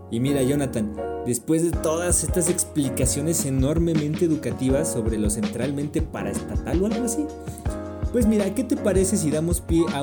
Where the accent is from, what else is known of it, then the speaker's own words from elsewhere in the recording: Mexico City, Mexico; como yo soy de la Ciudad de México